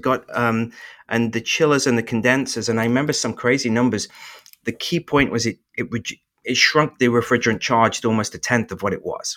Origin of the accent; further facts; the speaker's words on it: England, United Kingdom; moved away as an adult; now in North Carolina, United States; I was born in England